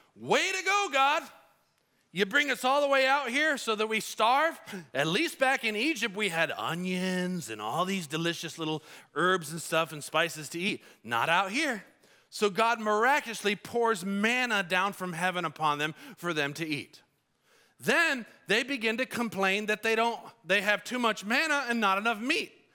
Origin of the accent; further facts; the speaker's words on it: Colombia; moved away; I grew up in Colombia